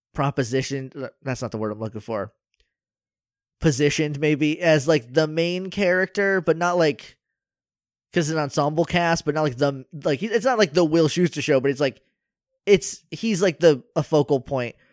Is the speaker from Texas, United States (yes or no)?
no; New Hampshire, United States; I'm from New Hampshire.